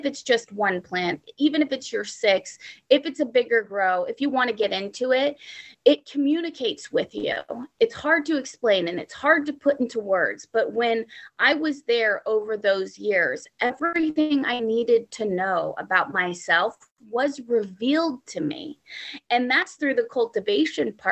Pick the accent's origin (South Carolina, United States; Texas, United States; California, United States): California, United States; Humboldt County; I was born in Humboldt County.